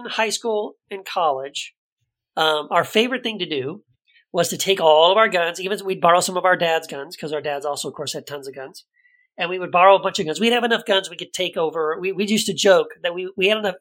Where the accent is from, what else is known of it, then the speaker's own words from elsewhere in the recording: El Paso, Texas, United States; when I grew up in El Paso, I was a conservative Christian.